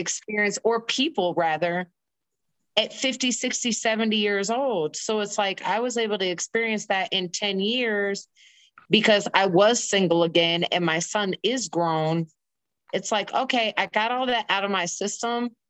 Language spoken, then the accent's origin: English; Indiana, United States; moved away as an adult; also born or lived in East Coast; I'm actually born and raised in Indiana